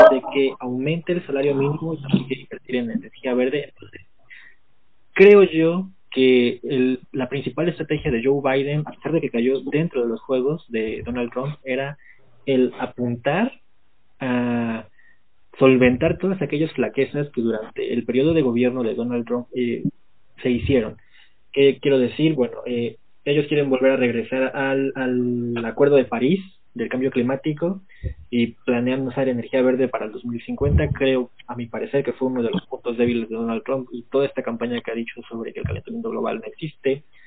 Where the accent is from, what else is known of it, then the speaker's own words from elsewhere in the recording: Mexico; como mexicanos